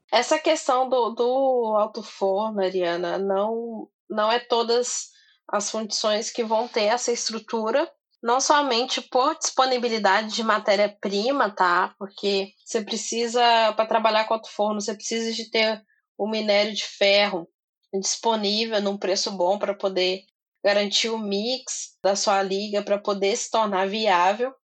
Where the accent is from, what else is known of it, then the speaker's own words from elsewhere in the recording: Minas Gerais, Brazil; Eu sou mineira